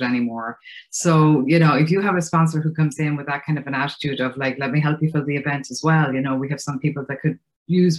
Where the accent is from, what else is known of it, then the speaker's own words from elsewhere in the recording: Ireland; accent: Irish; moved away as an adult; now in United States; You can probably hear from my accent, I'm Irish. I moved to the States right after college.